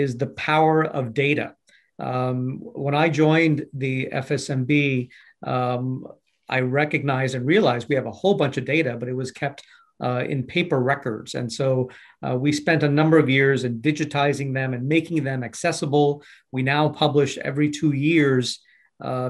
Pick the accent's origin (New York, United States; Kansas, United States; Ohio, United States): New York, United States; New York City; I grew up in Brooklyn, New York, and trained as a physician